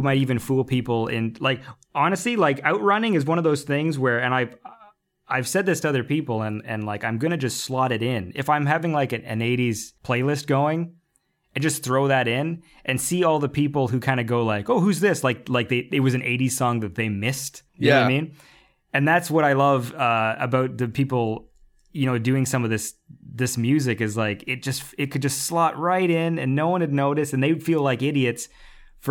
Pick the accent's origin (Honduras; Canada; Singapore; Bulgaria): Canada; I'm Canadian, the second language is French